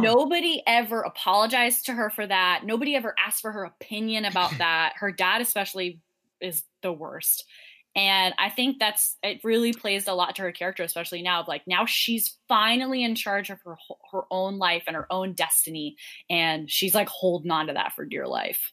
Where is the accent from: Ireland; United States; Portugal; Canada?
Ireland; as an Irish person